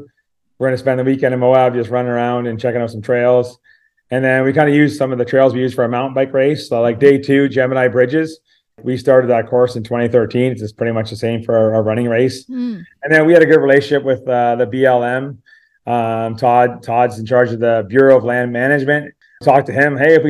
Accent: Canmore, Alberta, Canada; You're like, I'm from Orangeville. Where are you from? I'm from Canmore.

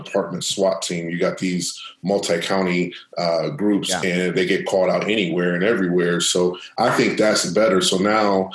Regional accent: Akron, Ohio, United States; Growing up in Akron

